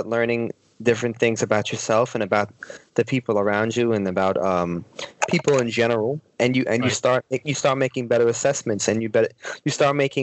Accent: New York, United States; living up in New York

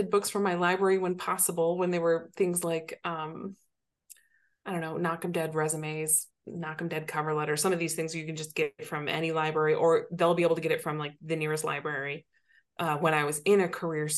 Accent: Southwest Michigan, United States; moved away; also born or lived in Chicago; my hometown in Southwest Michigan

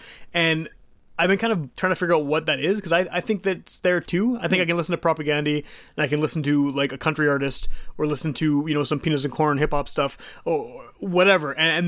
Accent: Winnipeg, Manitoba, Canada; Winnipeg, as you probably remember, like, we kind of love whenever anyone talks about us that isn't here.

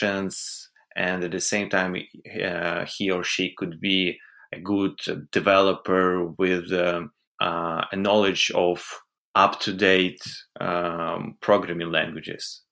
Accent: Kyiv, Ukraine; I was born in Kiev.

